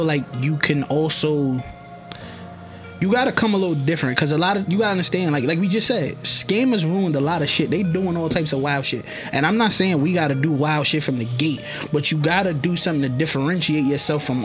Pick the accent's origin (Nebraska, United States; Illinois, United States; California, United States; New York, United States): New York, United States; New York City; I'm from New York